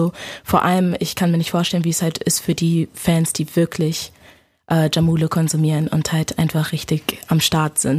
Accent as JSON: {"language": "German", "country": "Germany", "tie": "born or raised there", "said": "Ähm, also meine Eltern sind aus Ghana. Ich bin äh, hier geboren in Deutschland. Ähm, schon immer hier gewesen."}